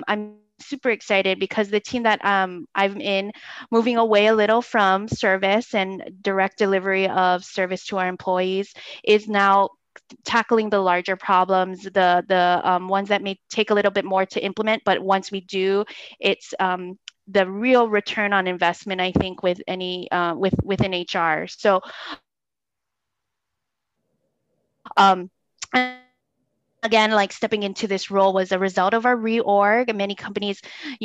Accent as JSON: {"language": "English", "area": "Oahu", "region": "Hawaii", "country": "United States", "tie": "born or raised there", "said": "I'm an island girl born and raised on Oahu through and through."}